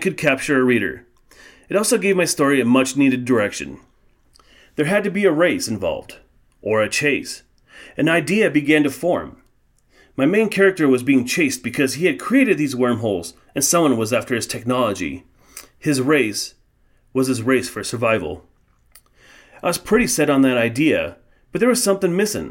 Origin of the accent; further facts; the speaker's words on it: Colorado, United States; I was born and raised in Colorado